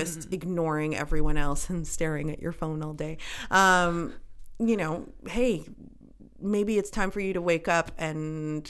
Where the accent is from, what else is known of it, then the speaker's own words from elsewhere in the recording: Canada; you know, we have a ton of privilege being Canadian and this and that.